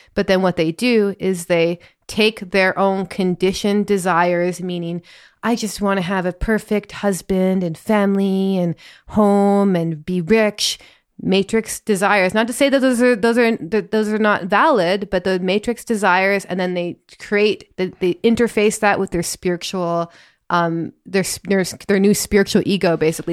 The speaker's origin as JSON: {"language": "English", "region": "Northern Ontario", "country": "Canada", "tie": "born or raised there", "said": "I grew up in Northern Ontario and I see that in my accent all the time. I feel very Canadian sometimes"}